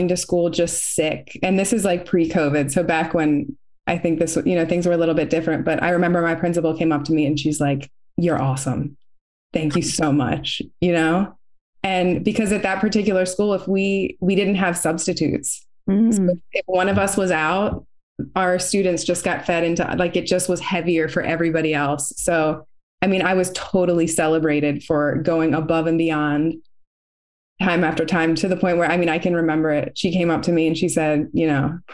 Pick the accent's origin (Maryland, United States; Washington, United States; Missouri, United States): Maryland, United States; Baltimore; I'm from Baltimore City and I went to a Catholic school where my father was a teacher